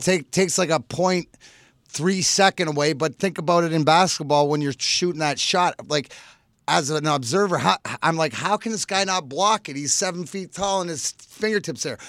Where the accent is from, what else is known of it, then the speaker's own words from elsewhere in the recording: Canada; I'm Canadian